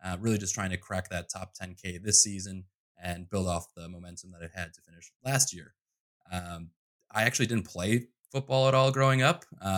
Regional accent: Midwest, United States; I mean, I'm from the Midwest, so we have multiple meals very often in one sitting.

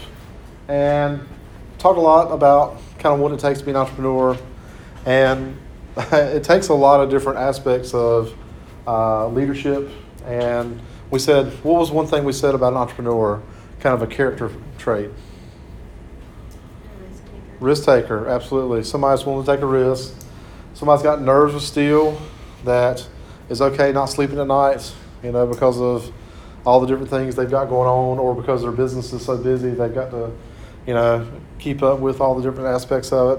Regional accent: Clinton, North Carolina, United States; Clinton, North Carolina, my hometown

